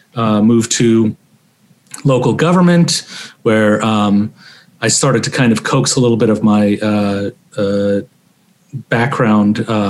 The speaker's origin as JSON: {"language": "English", "country": "Iran", "said": "So I'm ethnically Azerbaijani from Iran. So, you know, I'm ethnic minority within a diaspora group, right?"}